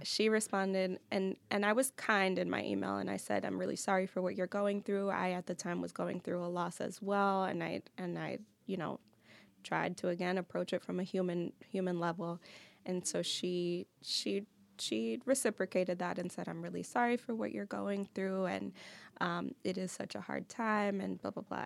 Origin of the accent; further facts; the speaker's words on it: New York, United States; moved away as an adult; now in Detroit, United States; I'm from New York